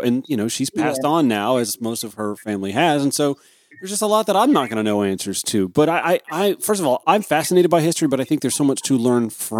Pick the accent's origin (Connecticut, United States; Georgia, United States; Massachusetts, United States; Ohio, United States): Georgia, United States; Harlem; now in Atlanta, United States; I grew up outside Augusta, Georgia